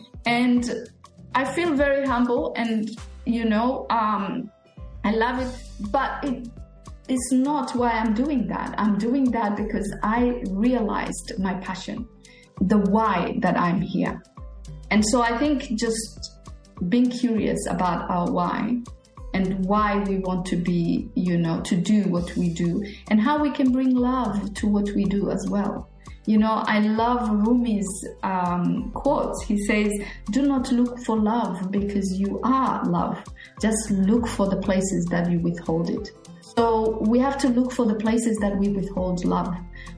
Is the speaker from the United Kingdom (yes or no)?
no; Australia; you're from America, I'm from Australia